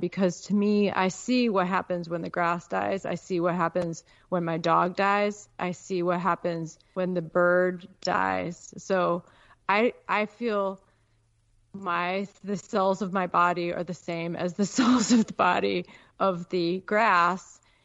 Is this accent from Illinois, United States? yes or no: yes; Peoria, Illinois, United States; moved away as an adult; also born or lived in Chicago, Illinois / Alaska; I grew up in Il-, Peoria